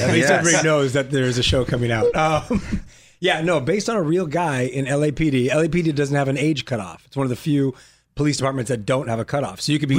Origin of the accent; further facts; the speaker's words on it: La Puente, California, United States; I'm from La Puente.